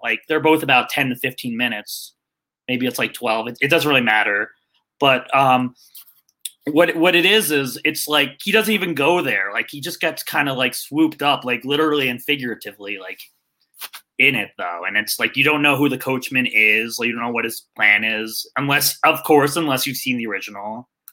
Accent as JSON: {"language": "English", "town": "Jericho", "region": "New York", "country": "United States", "moved": "yes", "lives_now": "Tucson, United States", "said": "I'm originally from New York, but I live in Tucson, Arizona."}